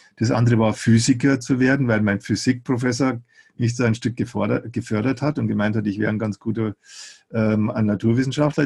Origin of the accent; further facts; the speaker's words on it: Eichstätt, Bavaria, Germany; bei uns in Eichstätt, wo ich aufgewachsen bin